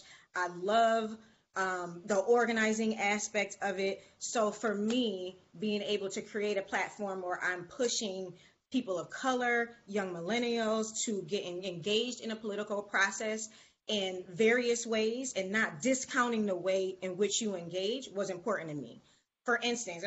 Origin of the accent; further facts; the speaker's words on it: Buffalo, New York, United States; I'm originally from Buffalo, New York